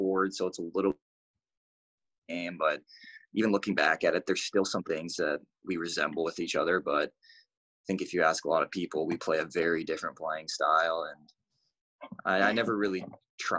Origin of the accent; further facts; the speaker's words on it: United States; As an American in Vancouver